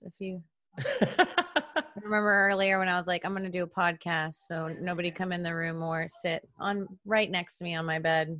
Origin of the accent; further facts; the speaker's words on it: Melbourne, Florida, United States; also born or lived in Palm Bay, Florida; I grew up in Melbourne, Florida, Palm Bay, Florida. It's a little bit south of Orlando.